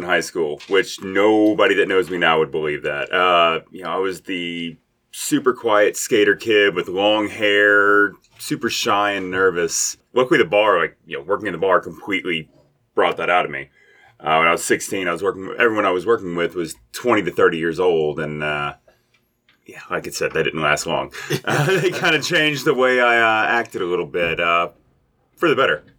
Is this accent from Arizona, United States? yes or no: no; Lexington, Kentucky, United States; moved away as an adult; also born or lived in Indianapolis / Louisville; now in Covington, United States; I'm from Lexington, Kentucky, so I went to uh, Dunbar, uh, right near Keeneland.